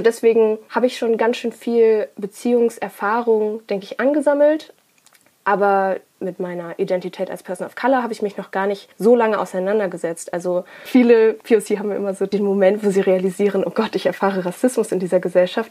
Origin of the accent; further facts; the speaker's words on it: Ruhr area, North Rhine-Westphalia, Germany; ich bin aber in, so born and bred im Ruhrpott.